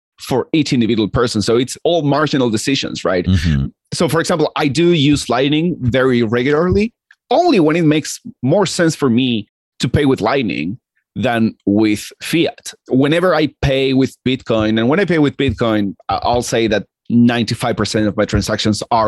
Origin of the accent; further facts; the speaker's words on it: Argentina; I'm Argentinian and I grew up in Argentina